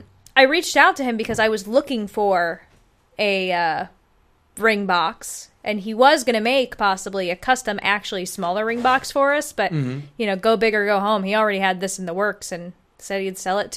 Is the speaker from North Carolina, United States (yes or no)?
no; Atlanta, Georgia, United States; Oh, I'm from Atlanta.